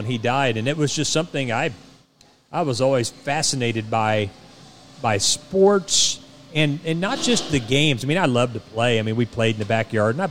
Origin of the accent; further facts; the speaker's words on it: Kahoka, Missouri, United States; moved away as an adult; now in Stillwater, United States; My hometown's Cahokia, Missouri